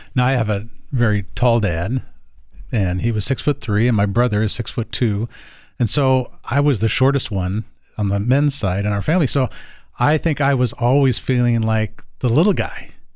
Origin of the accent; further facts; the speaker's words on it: the South, United States; now in Portland, United States; when I was a kid growing up in the South